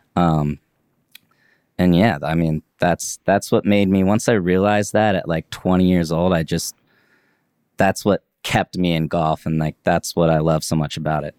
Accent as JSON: {"language": "English", "town": "Leavenworth", "region": "Kansas", "country": "United States", "tie": "born or raised there", "said": "my town I grew up in in Leavenworth, Kansas"}